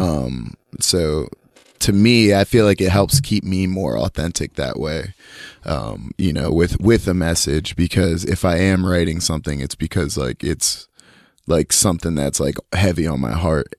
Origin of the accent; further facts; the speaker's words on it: Union, New Jersey, United States; now in North Carolina, United States; growing up in Union was super cool. It's, uh, I feel like I'm glad that I grew up there, and I'm also glad that I don't fucking live there anymore.